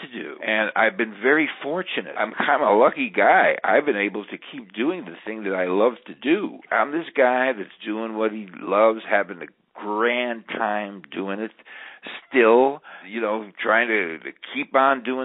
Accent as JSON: {"language": "English", "town": "Garfield Heights", "region": "Ohio", "country": "United States", "also_born_or_lived": "Cleveland", "said": "I'm from Garfield Heights"}